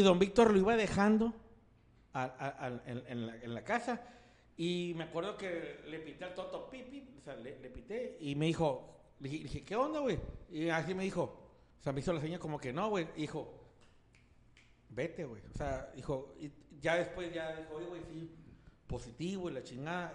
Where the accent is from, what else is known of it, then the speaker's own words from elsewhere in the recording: Mexico; soy mexicano